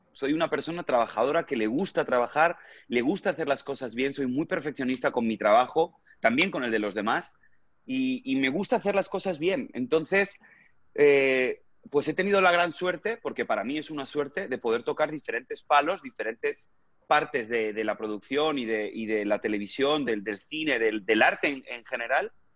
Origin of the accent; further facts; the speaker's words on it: Spain; moved away as an adult; now in United States; desde mi país natal, desde España, a llegar aquí a Estados Unidos